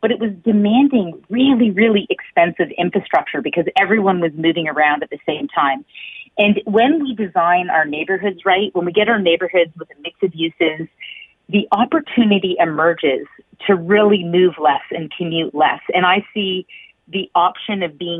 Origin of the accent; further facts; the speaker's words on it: Hamilton, Ontario, Canada; also born or lived in Toronto; I actually grew up in Hamilton. I grew up on the Hamilton Mountain, and I cycled everywhere.